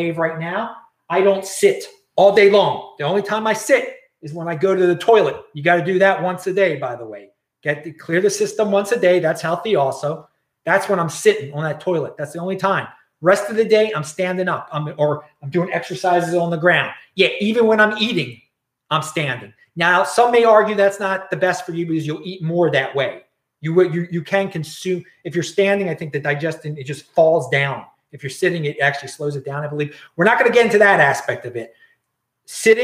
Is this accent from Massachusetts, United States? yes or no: no; Baltimore, Maryland, United States; moved away; also born or lived in Los Angeles; I'm in Los Angeles right now. And I'm from Baltimore.